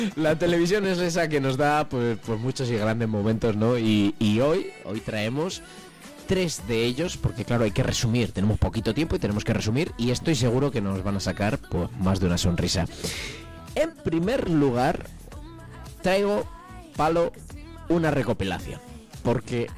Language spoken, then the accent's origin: Spanish; Palencia, Castile and León, Spain; yo de Palencia